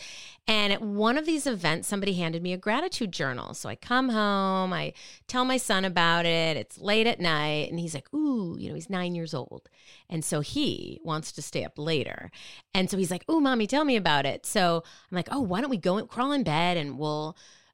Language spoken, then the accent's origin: English; Minnetonka, Minnesota, United States; moved away as an adult; now in East Coast, United States; I grew up in the Midwest. I grew up in Minnetonka, Minnesota, a suburb of Minneapolis